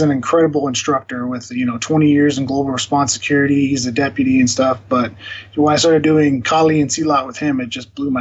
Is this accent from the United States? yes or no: yes; Phoenix, Arizona, United States; also born or lived in Glendale, Arizona; I was born in Phoenix, Arizona